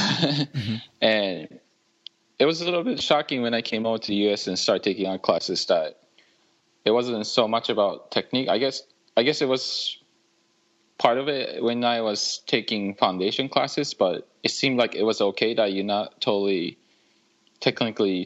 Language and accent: English; Muroran, Hokkaido, Japan; moved away as an adult; also born or lived in Michigan / Syracuse / Los Angeles; Born and raised in Japan. I was raised in a city called Muroran in Hokkaido